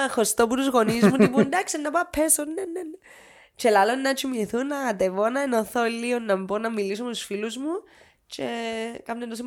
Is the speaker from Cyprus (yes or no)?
yes; Nicosia, Nicosia District, Cyprus; Είμαι, ναι, όχι, ναι, Λευκοσία της Σα.